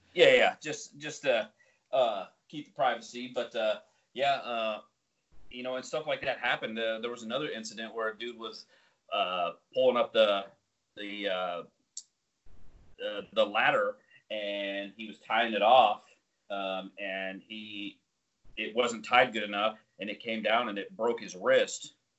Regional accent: Colorado, United States; moved away; I'm from Colorado

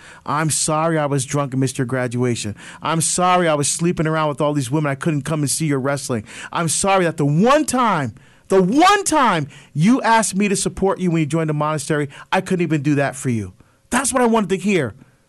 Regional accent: Barbados; Now, it started to air internationally, including my home country of Barbados.

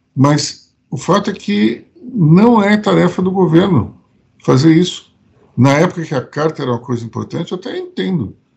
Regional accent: Recife, Pernambuco, Brazil; E como eu nasci no Recife, minha família é de Pernambuco, eu conheço bem o, o sertão nordestino

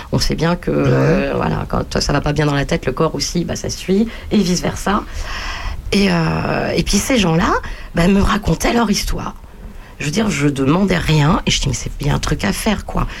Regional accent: Bagneux, Île-de-France, France; je suis né à Bagneux, région parisienne

